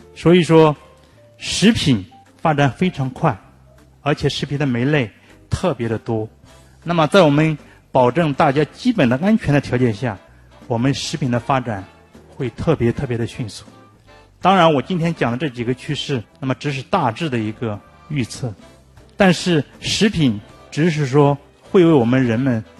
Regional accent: China; 我们中国人

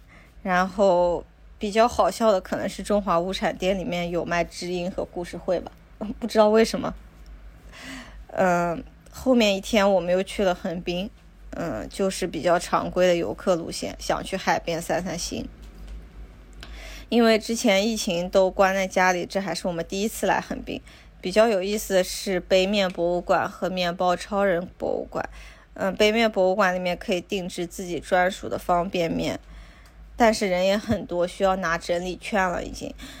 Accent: China; now in Japan; 还有很多我们中国人会喜欢的东西，比如辣的油浸笋、四川榨菜，还有一些白木耳、莲子、枸杞这些

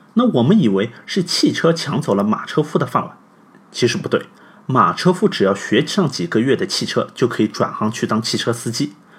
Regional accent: China; 我们中国人

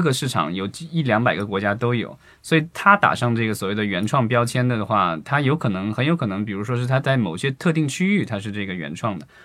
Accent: China; 我们伟大的祖国

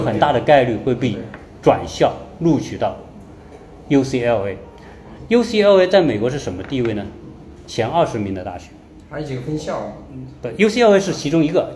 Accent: China; 我们中国人

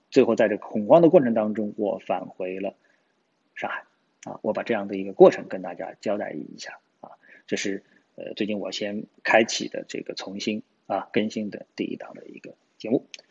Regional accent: China; 我都说我是中国人

